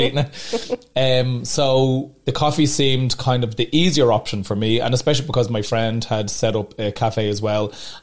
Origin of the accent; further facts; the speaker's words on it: Dublin, Leinster, Ireland; I love Dublin, it's my home.